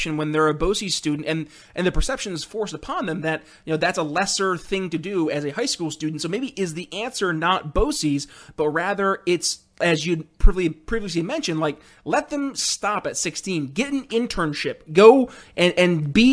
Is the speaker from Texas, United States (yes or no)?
no; New York, United States; I grew up in New York State